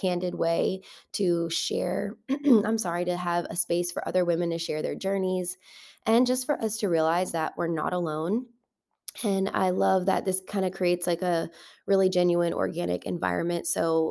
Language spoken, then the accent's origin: English; New Orleans, Louisiana, United States; moved away as an adult; now in Atlanta, United States; I'm from New Orleans